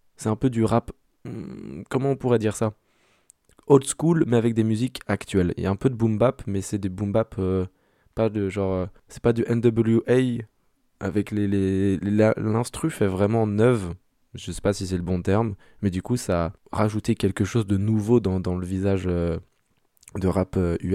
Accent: France; en tant que Français

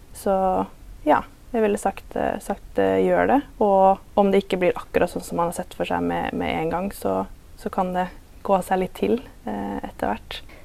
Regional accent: Larvik, Vestfold, Norway; moved away as an adult; also born or lived in Southampton, England; now in Tromsø, Norway; Jeg er fra Larvik, eh, og så bor jeg i Tromsø for øyeblikket

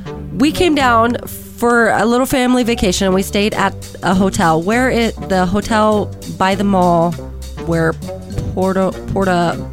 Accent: Nebraska, United States; moved away; So yeah, I was 17. Me and my family, we came to Rapid from Nebraska

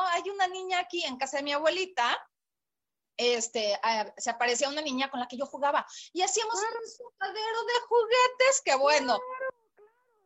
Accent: State of Mexico, Mexico; moved away as an adult; now in Puerto Vallarta, Mexico; yo nací en la Ciudad de México, eh, en el DF realmente, ahora Ciudad de México. Sí. Eh, después viví en el Estado de México durante pues 27 años de mi vida

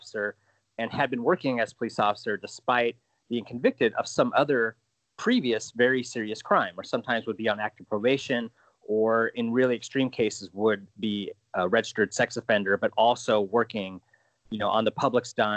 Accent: Alaska, United States; I'm a longtime Alaska reporter. I'm from Alaska and have mostly worked here

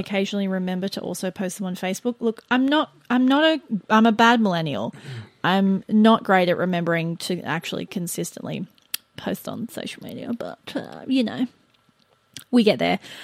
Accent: Australia; we are the Australian duo

